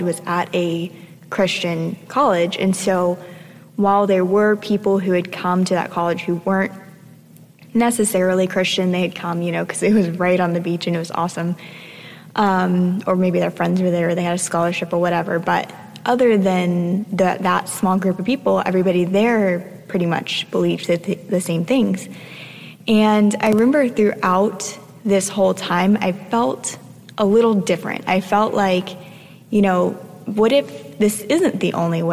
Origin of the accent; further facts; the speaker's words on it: South Florida, United States; I grew up in South Florida